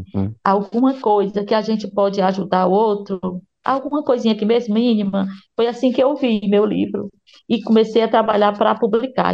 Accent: Ceará, Brazil; Eu sou nordestina, sou do Ceará, moro em Fortaleza

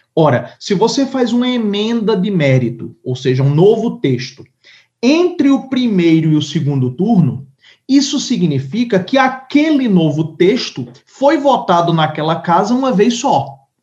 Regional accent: Paraíba, Brazil; moved away; lá na minha terra, lá na Paraíba

